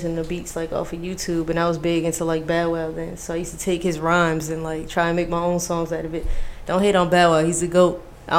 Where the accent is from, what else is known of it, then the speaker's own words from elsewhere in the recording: Paterson, New Jersey, United States; moved away as an adult; also born or lived in San Diego, California; I moved out here last year, but like I was born in San Diego, and then I was just raised in Jersey for the most part.